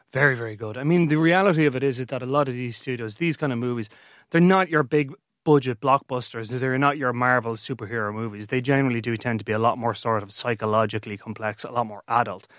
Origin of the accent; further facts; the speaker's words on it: Ireland; I'm an Irishman